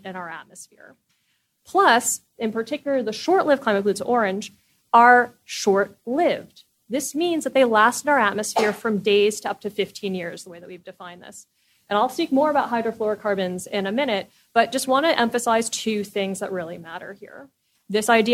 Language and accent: English; California, United States; I'm from California. When I was growing up, fire season was 1 month.